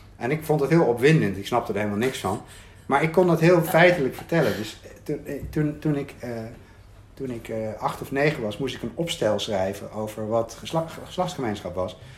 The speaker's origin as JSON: {"language": "Dutch", "town": "Arnhem", "region": "Gelderland", "country": "Netherlands", "tie": "born or raised there", "said": "ik woonde in Arnhem. Ehm, ehm, ik ben geboren in Arnhem-Zuid in een flat. En daar heb ik tot mijn, weet ik veel, vierde, vijfde gewoond. Toen zijn we verhuisd naar een andere wijk"}